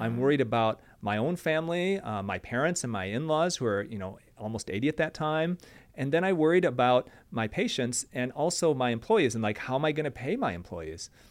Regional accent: Michigan, United States; I'm from Michigan

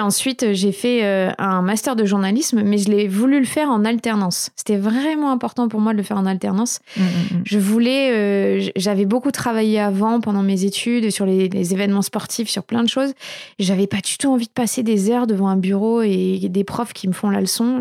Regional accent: Bordeaux, Nouvelle-Aquitaine, France; also born or lived in Paris / United States; j'ai grandi à Bordeaux

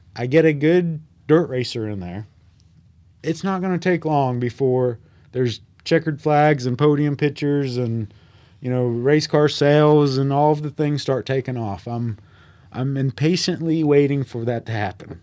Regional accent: Harrisburg, North Carolina, United States; also born or lived in Mooresville, North Carolina; now in North Wilkesboro, United States; I'm originally from Harrisburg, North Carolina

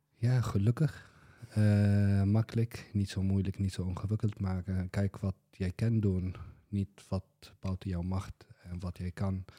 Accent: Syria; Dutch is a second language; moved away as an adult; now in Boxmeer, Netherlands; ik kom uit Syrië, zelf origineel. En nu woon ik in Boksmeer, Brabant.

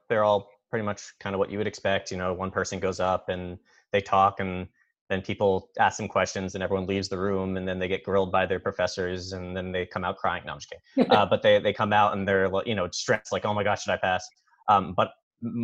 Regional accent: Philadelphia, Pennsylvania, United States; moved away; from the Philadelphia area

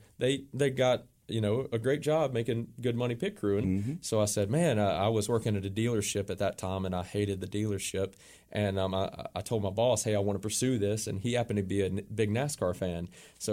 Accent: Hoover, Alabama, United States; moved away as an adult; We're originally from Hoover, Alabama, right outside of Birmingham.

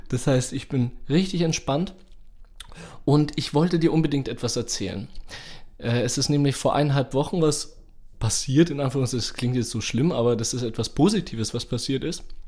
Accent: Nuremberg, Bavaria, Germany; ich bin ja in Langwasser aufgewachsen

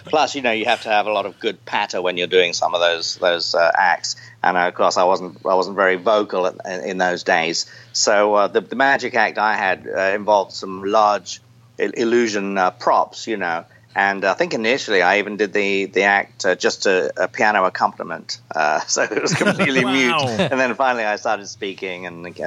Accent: Enfield, London, United Kingdom; also born or lived in Chatham, Kent; I actually grew up in a town called Enfield, where they originally made the Enfield

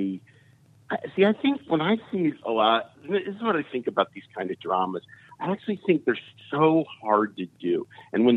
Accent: suburbs of Chicago, Illinois, United States; moved away; I come from Chicago, you know, but I come from the suburbs of Chicago

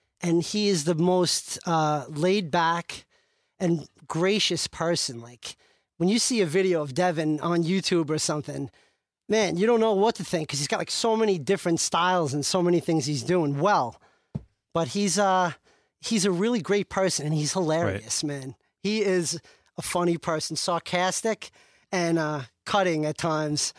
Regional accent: New Hyde Park, New York, United States; I'm from New Hyde Park

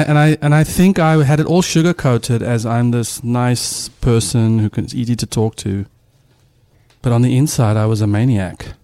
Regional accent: South Africa; moved away; a South African dad

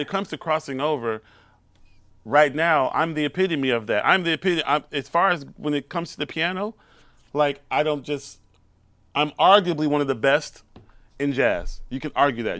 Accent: Houston, Texas, United States; moved away as an adult; also born or lived in Brooklyn; I'm from Houston, Texas

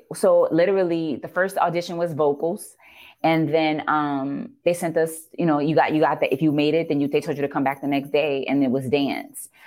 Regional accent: New Orleans, Louisiana, United States; regular, regular New Orleans girl

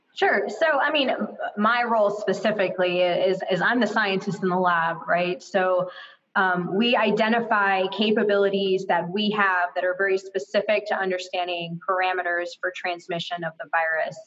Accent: Florida, United States; I'm from Florida

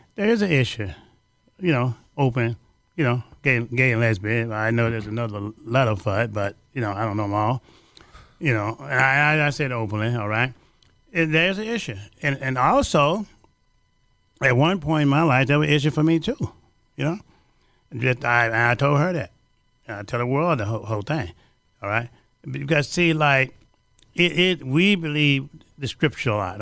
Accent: Louisiana, United States; now in Chicago, United States; I'm from Louisiana

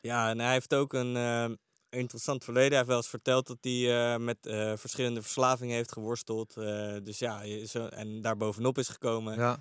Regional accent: The Hague, South Holland, Netherlands; in Den Haag waar ik vandaan kom

